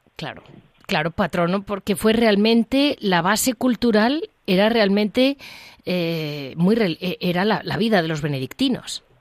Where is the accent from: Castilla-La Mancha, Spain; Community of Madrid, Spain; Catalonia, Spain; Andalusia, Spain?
Community of Madrid, Spain; Madrid; como madrileña